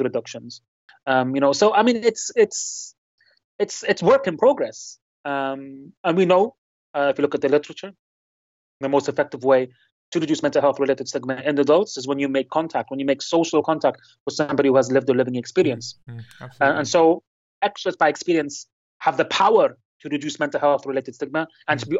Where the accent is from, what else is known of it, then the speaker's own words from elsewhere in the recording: Lebanon; now in United Kingdom; my hometown in Lebanon